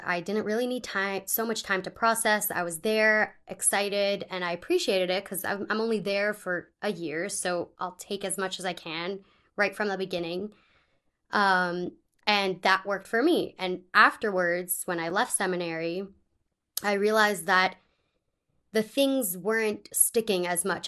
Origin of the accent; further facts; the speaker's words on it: Pittsburgh, Pennsylvania, United States; moved away as an adult; also born or lived in California; I am originally from Pittsburgh